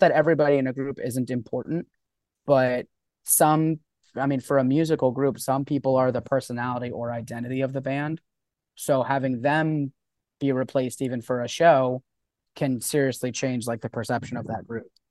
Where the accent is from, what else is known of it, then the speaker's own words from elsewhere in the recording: Florida, United States; also born or lived in New York; I grew up down here. I've, I've been living in Florida since I was, like, three years old